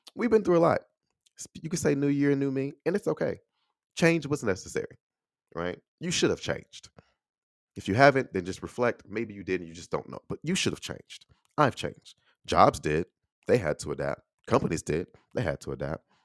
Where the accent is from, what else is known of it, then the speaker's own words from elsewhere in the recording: Chicago, Illinois, United States; accent: Chicago; moved away as an adult; also born or lived in Texas; I'm from Illinois. grew up in Chicago, Chicago through and through, right? I still have a Chicago accent